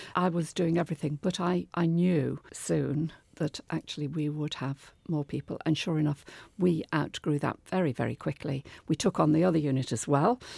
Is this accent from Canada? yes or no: no; Liverpool, North West England, United Kingdom; moved away as an adult; now in Devon, United Kingdom; Growing up in Liverpool, it was an amazing place to be in the fifties and sixties